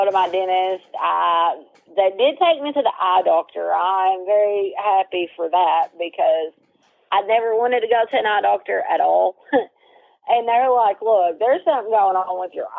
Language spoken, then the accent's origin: English; Pocahontas, Arkansas, United States; also born or lived in Walnut Ridge, Arkansas; I was born in Pocahontas. I was born in Randolph County. I was living in Walnut Ridge at the time that I got sent there